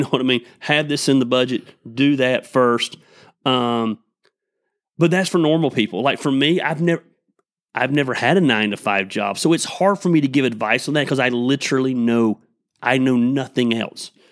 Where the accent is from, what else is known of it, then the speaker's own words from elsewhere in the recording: Tecula, Georgia, United States; we grew up in Tecula